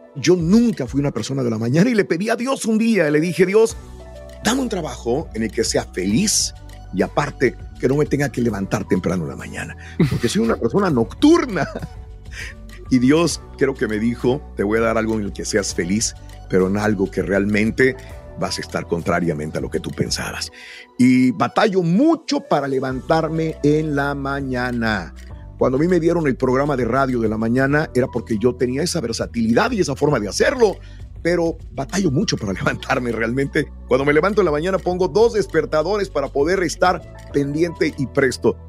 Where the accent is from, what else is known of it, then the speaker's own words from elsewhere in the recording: Matamoros, Tamaulipas, Mexico; moved away as an adult; now in Houston, United States; nací en Matamoros, Tamaulipas, frontera tamaulipeca